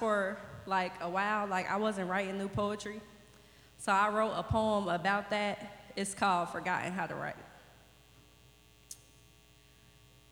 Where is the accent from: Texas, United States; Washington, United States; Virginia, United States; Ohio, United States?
Ohio, United States; Dayton; moved away; I'm from here, so this is home. This is my first home